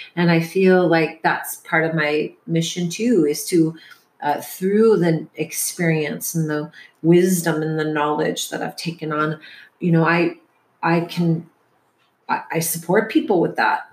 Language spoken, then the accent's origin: English; Detroit, Michigan, United States; moved away as an adult; also born or lived in Portland / San Francisco; now in San Diego, United States; the generation I was raised in in Detroit